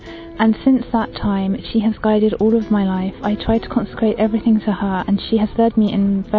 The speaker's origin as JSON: {"language": "English", "region": "England", "country": "United Kingdom", "said": "I'm English."}